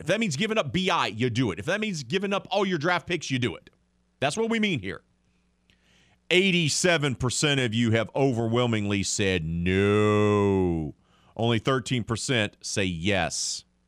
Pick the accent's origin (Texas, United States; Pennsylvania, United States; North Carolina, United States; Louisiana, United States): Louisiana, United States; New Orleans; I'm from New Orleans